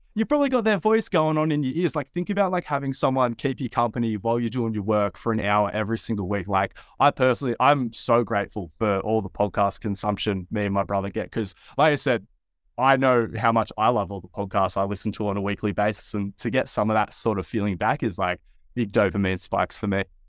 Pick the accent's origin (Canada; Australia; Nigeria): Australia; Wollongong, New South Wales; also born or lived in Sydney; I'm from a town, Wollongong, a coastal town about an hour and a half south of Sydney